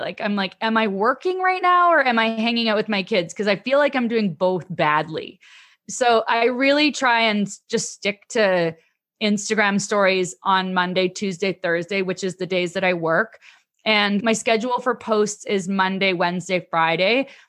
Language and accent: English; Canada; I'm Canadian